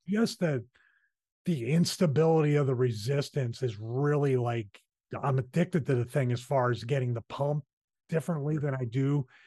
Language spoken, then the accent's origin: English; Philadelphia, Pennsylvania, United States; accent: Philly; that's my Philly accent